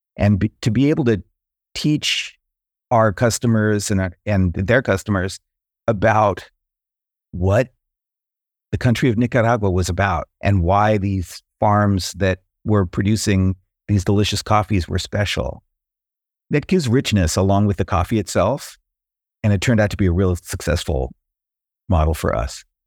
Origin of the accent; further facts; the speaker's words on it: San Diego, California, United States; moved away; also born or lived in North Carolina; I grew up in Southern California, near San Diego, kind of a beach town.